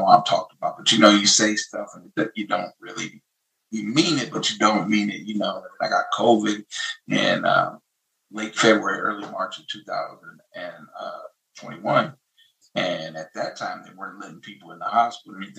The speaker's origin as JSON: {"language": "English", "town": "St. Louis", "region": "Missouri", "country": "United States", "said": "I'm from St. Louis."}